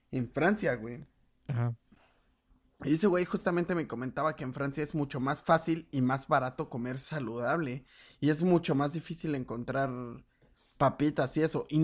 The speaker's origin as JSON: {"language": "Spanish", "country": "Mexico", "said": "qué cerdos somos los putos mexicanos"}